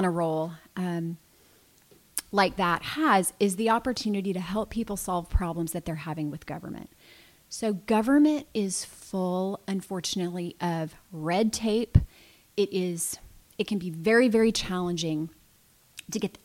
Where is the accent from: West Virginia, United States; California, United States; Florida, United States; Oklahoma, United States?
Florida, United States; Lakeland; I was born in Lakeland. I've lived here with the exception of just a tiny little bit of time in college.